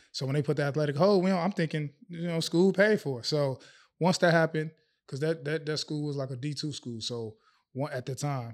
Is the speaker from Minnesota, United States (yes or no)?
no; Chicago, Illinois, United States; moved away as an adult; now in Abu Dhabi, United Arab Emirates; growing up in Chicago